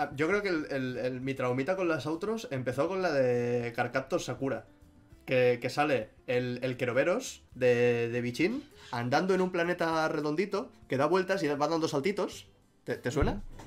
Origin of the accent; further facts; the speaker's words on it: Catalonia, Spain; siendo yo catalán y habiendo visto Doraemon en catalán toda la vida